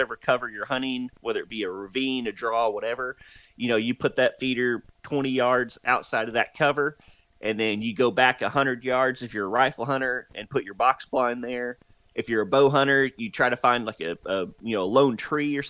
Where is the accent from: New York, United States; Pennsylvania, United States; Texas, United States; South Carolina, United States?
Texas, United States; North; moved away; also born or lived in Oklahoma; I'm originally from North Texas and then moved to Oklahoma